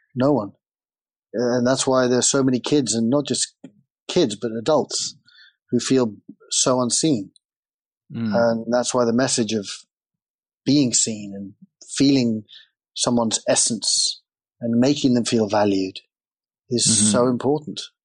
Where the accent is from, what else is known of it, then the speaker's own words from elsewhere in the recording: England, United Kingdom; And I grew up in England, and England is a very big soccer country.